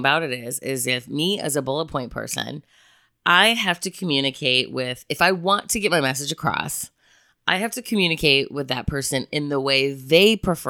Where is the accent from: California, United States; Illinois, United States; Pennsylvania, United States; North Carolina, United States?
Illinois, United States; Chicago; I'm also from Chicago, so it makes me a rather direct human being.